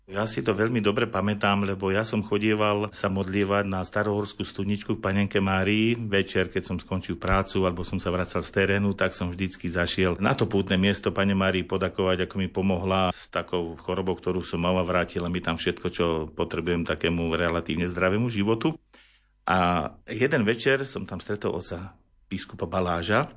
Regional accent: Liptovské Revúce, Žilina Region, Slovakia; also born or lived in Ružomberok; hádam už po tých prvých troch, štyroch dňoch, čo mama prišla domov, tak som spätý s týmto rodiskom

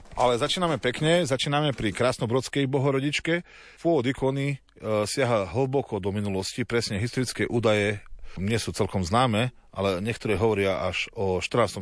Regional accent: Slovakia; my na Slovensku

